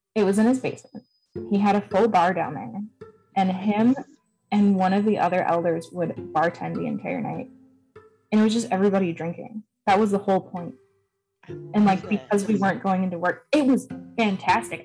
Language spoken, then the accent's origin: English; Wisconsin, United States; I'm from Wisconsin